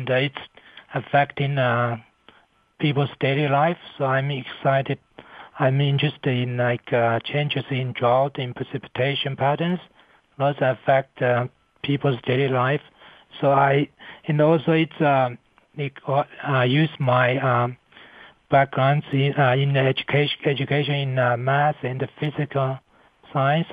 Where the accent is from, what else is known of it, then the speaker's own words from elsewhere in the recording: China; moved away as an adult; also born or lived in United States; now in Colorado, United States; I come to United States from China in 1990 to study atmospheric science at Columbia University